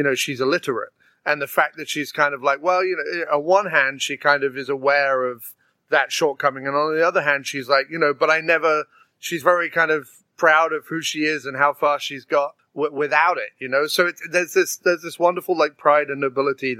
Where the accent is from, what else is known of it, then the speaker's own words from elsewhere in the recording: England, United Kingdom; Being English